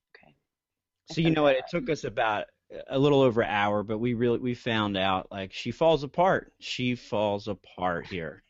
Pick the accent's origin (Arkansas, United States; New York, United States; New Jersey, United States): New Jersey, United States; I'm from New Jersey